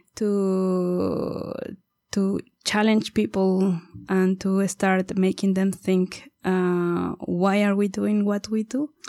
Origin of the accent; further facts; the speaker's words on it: Mexico; moved away as an adult; also born or lived in India; I'm originally from Mexico